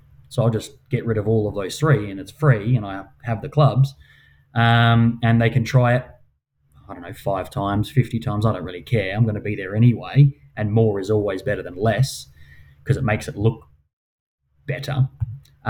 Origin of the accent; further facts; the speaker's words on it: Perth, Western Australia, Australia; I come from Mount Lawley